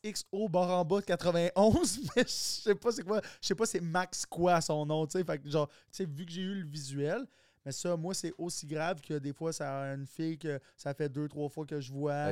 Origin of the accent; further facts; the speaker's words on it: Quebec, Canada; accent: Québécois; Il y a, pas plus d'accent québécois que moi. je, suis comme dans, un québécois, québécois, mais j'ai aucune racine québécoise